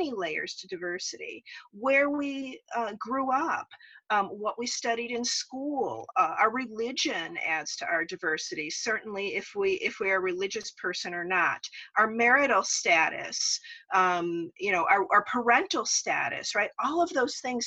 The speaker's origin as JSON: {"language": "English", "town": "Las Vegas", "region": "Nevada", "country": "United States", "tie": "born or raised there", "said": "I grew up out in Las Vegas."}